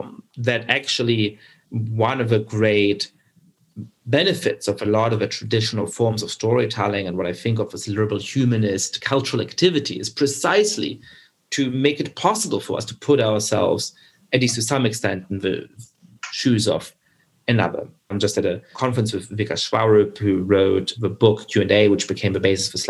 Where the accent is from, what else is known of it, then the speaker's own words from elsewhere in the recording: Germany; I grew up Jewish in Germany, and I certainly have made the experience growing up there